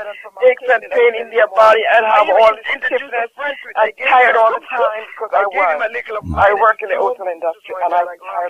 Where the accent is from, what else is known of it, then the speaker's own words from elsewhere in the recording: Jamaica; Great, brother. And I'm telling you, I'm from Jamaica. And I honestly tell you, sometimes as a Jamaican